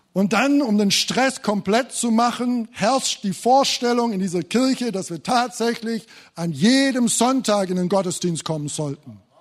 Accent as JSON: {"language": "German", "region": "Thuringia", "country": "Germany", "said": "bei uns in Thüringen"}